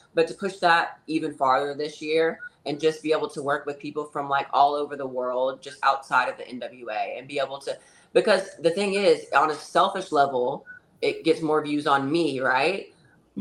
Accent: North Carolina, United States; also born or lived in California / Texas / Florida / Tennessee; now in Hendersonville, United States; I'm from North Carolina originally

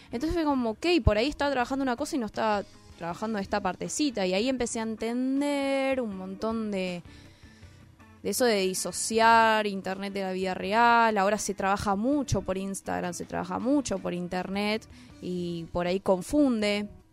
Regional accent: San Isidro, Buenos Aires Province, Argentina; nací en Capital y viví en San Isidro

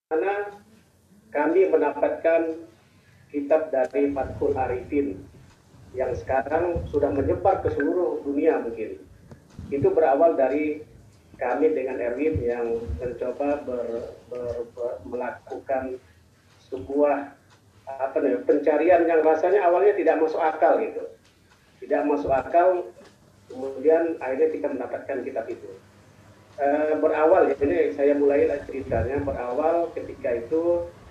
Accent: Simpang Empat, Tangaran District, Sambas, West Kalimantan, Indonesia; kampung saya di di Simpang 4, sekarang Kecamatan Tengaran ya, dulu Kecamatan Teluk Keramat

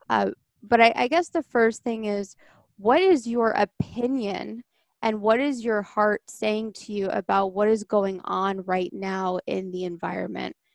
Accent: Long Island, New York, United States; now in Connecticut, United States; Um, and you guys know I'm from Long Island and I live in Connecticut now.

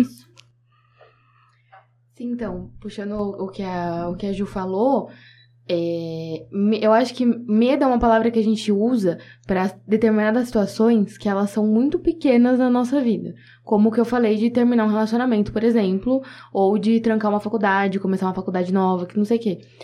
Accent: Bauru, São Paulo, Brazil; eu sou daqui de Bauru, tenho minha família aqui.

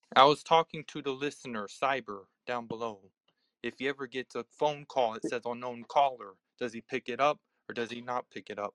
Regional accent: United States; I'm from the US

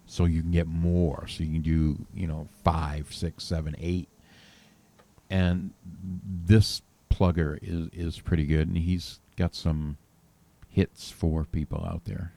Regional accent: New England, United States; now in Nashville, United States; I grew up in New England

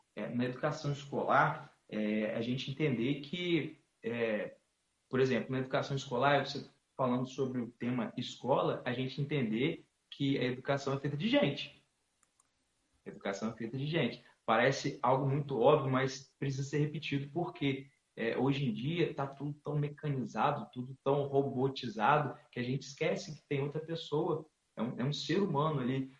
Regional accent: Campos dos Goytacazes, Rio de Janeiro, Brazil; sou natural de Campos Goitacazes, é uma cidade no interior do estado do Rio de Janeiro

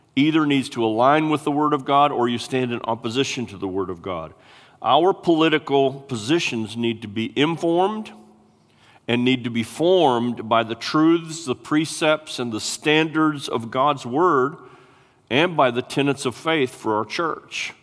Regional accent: United States; we are American citizens

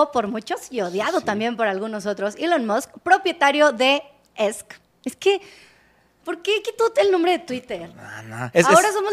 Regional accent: León, Guanajuato, Mexico; yo soy de León.

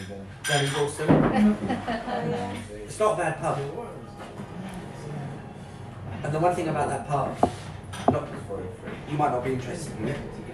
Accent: London, United Kingdom; I didn't come up here with the idea I'm the big cheese, I'm from London, I was very modest, timid and I just tried to blend in.

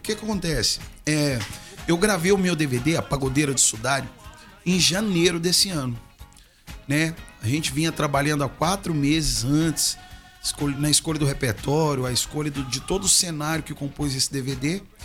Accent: Araguari, Minas Gerais, Brazil; also born or lived in Uberlândia, Minas Gerais; Sou mineiro, né, natural de uma cidade ao lado de Uberlândia ali chamada Araguari. Mas eu me mudei para Uberlândia é, em meados de 2002

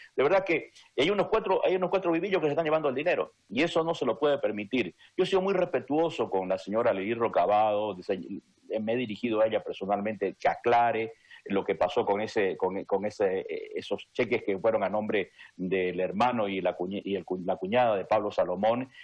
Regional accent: Camba, Santa Cruz, Bolivia; soy boliviano y soy camba y, quiero mi tierra y canto y bailo taquirari

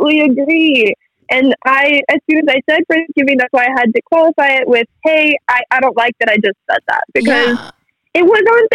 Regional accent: Texas, United States; Extremely from Texas

